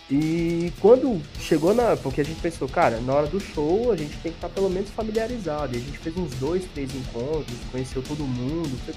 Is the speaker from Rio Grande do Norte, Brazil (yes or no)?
no; São Paulo, Brazil; born there; É assim, eu nasci em São Paulo, tenho até família lá e tudo mais